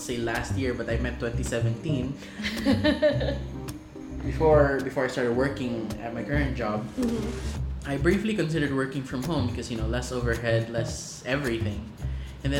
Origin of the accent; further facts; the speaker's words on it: Zamboanga City, Zamboanga Peninsula, Philippines; growing up in Zamboanga